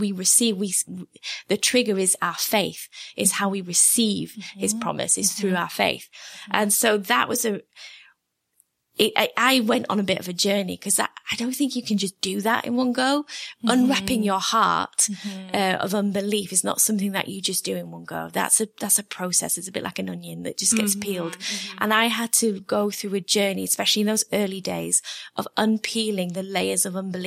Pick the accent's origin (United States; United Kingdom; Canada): United Kingdom; England; because I'm English.